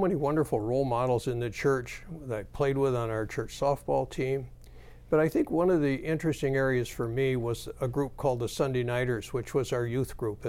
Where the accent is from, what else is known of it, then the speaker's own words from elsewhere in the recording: Grand Rapids, Michigan, United States; I grew up right here in Grand Rapids.